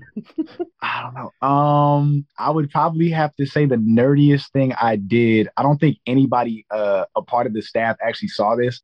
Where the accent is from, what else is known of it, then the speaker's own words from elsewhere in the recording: Long Beach, California, United States; born and raised in Long Beach, California